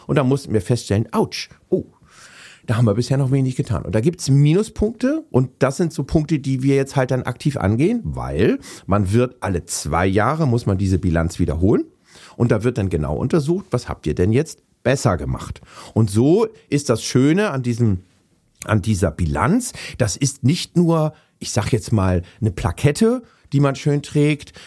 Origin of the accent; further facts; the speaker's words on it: Hamburg, Germany; moved away as an adult; now in Wendland, Germany; ich bin, ja, alter Hamburger. Äh, ich bin in Hamburg aufgewachsen